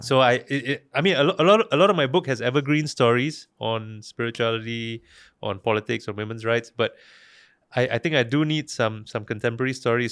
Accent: Singapore; also born or lived in Malaysia; I as a Singaporean

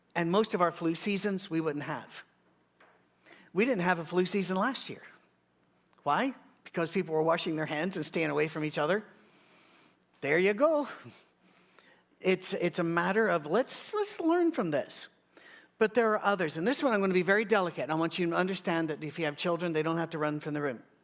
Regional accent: United Kingdom; I'm British

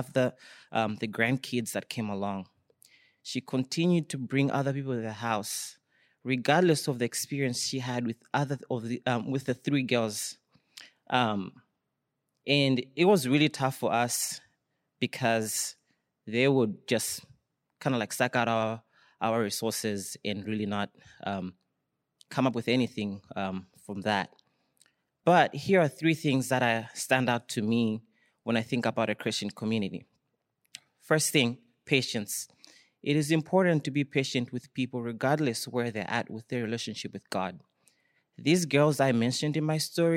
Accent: Malawi; moved away; it's growing up in my household back home in in Malawi. For those who don't know, I'm from Malawi

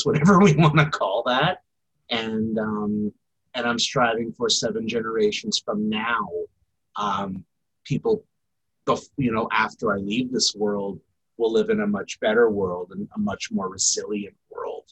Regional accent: St. Albert, Alberta, Canada; also born or lived in Saugeen First Nation, Ontario; now in Edmonton, Canada; I would say Miskwetchiwaskahegan, but I grew up in St. Albert.

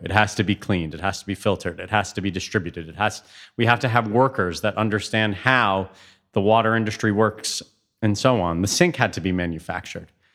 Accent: Toronto, Ontario, Canada; moved away as an adult; also born or lived in Hamilton; now in Europe; I grew up in Toronto.

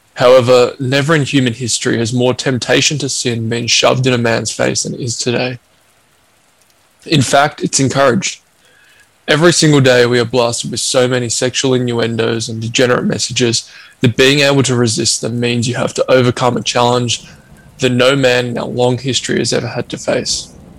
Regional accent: Australia; growing up in Australia

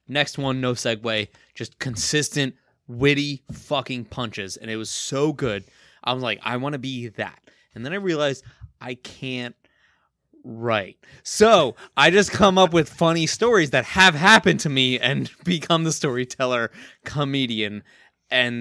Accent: Kearny, New Jersey, United States; my hometown, Kearney, New Jersey

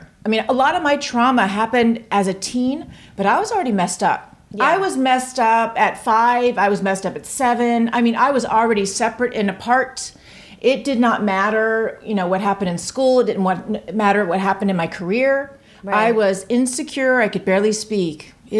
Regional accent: Tampa, Florida, United States; In Tampa, Florida.

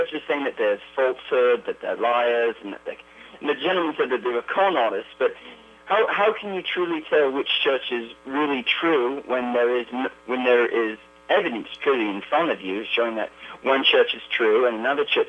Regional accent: Australia; now in Ogden, United States; I come from down under.

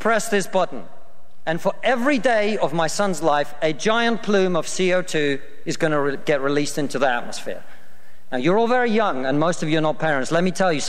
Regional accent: Russia; now in United Kingdom; I come from Russia

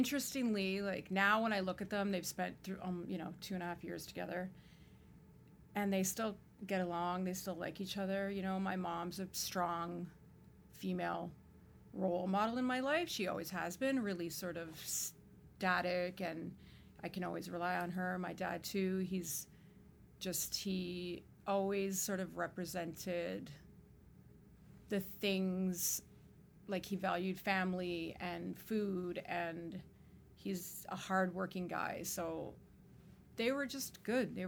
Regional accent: Toronto, Ontario, Canada; Born and raised in Toronto a long time ago

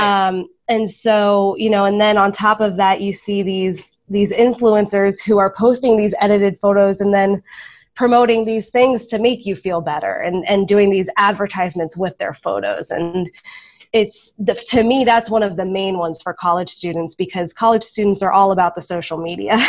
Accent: Florida, United States; I'm from Florida

